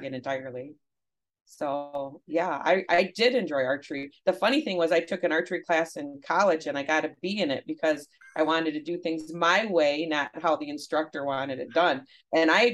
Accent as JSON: {"language": "English", "town": "Grayling", "region": "Michigan", "country": "United States", "tie": "born or raised there", "also_born_or_lived": "Midland, Michigan", "said": "I grew up in Grayling, Michigan"}